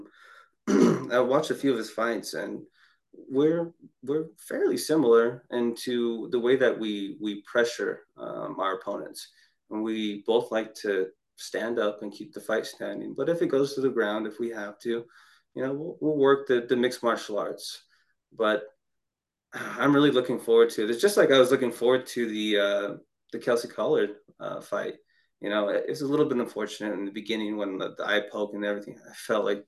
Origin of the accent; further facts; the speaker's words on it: Ogden, Utah, United States; my hometown, Ogden